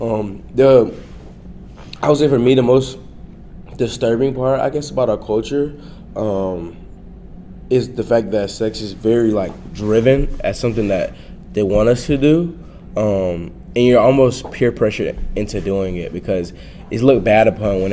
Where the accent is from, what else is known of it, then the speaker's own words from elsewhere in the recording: Florida, United States; the city I grew up in Florida